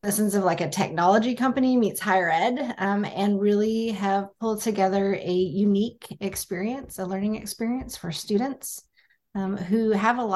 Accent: United States; I was born and raised in the States

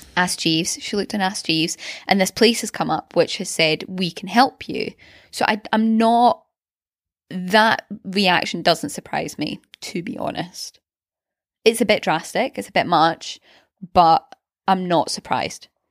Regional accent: Glasgow, Scotland, United Kingdom; in Glasgow, um, we had the private school, which was round the corner from us

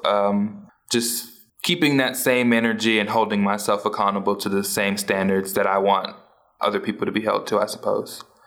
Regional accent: New Orleans, Louisiana, United States; now in Tulsa, United States; I was born and raised in New Orleans, Louisiana

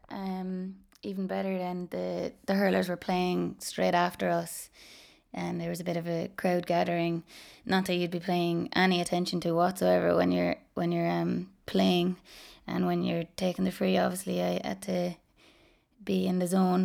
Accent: Ballinroad, Munster, Ireland; I'm from Ballinroad, um, it's in Waterford. It's just outside Dungarvan

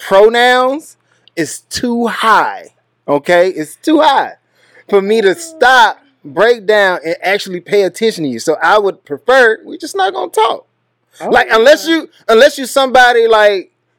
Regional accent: Texas, United States; I'm from Texas.

